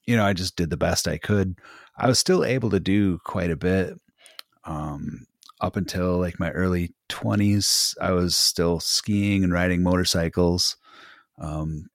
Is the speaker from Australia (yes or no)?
no; Wisconsin, United States; also born or lived in Minnesota; I'm from Wisconsin. I've kind of been raised around the area, bounced around a little bit when I was a kid, Minnesota, Wisconsin, but always from this part of the Midwest